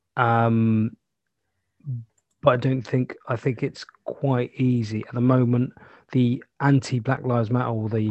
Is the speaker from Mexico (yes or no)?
no; United Kingdom; we're British